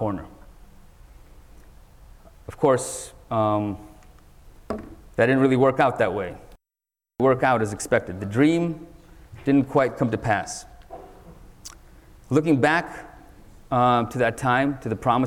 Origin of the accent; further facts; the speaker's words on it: San Francisco, California, United States; also born or lived in Soviet Union; I was born in the Soviet Union, and my family ended up in America, in San Francisco, right as the dot-com bubble was heating up in the 1990s. I was only 9 years old at the time